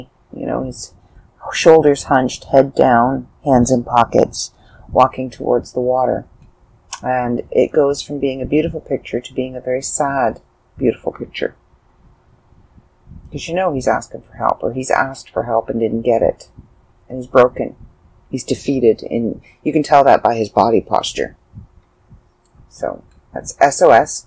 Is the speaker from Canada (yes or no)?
yes; Canada; I'm Canadian